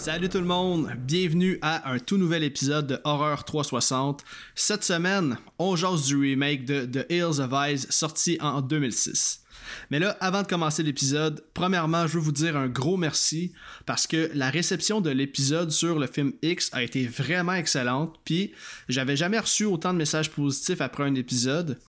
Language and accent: French; Quebec, Canada; chez nous au Québec